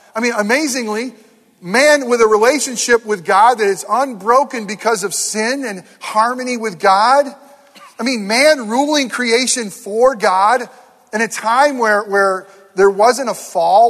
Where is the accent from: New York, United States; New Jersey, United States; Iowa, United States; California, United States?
New York, United States; near Herkimer, upstate; moved away; very close to my hometown this week uh, in Herkimer, New York.